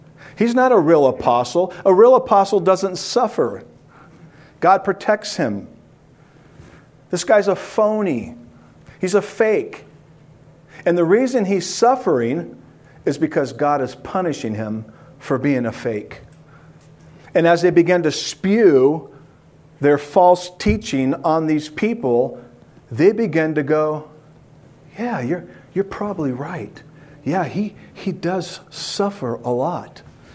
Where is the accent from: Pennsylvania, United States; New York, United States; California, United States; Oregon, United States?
California, United States; San Diego; As you just heard, yes, we are from San Diego, and this is quite different than San Diego, California.